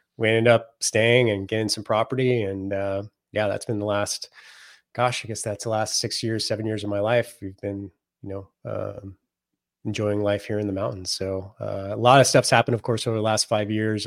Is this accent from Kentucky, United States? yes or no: no; Silicon Valley, Northern California, United States; I grew up in the Silicon Valley before it was a Silicon Valley